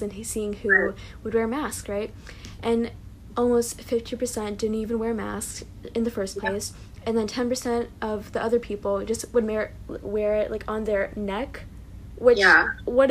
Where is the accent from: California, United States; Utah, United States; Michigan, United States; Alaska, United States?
California, United States; I'm from California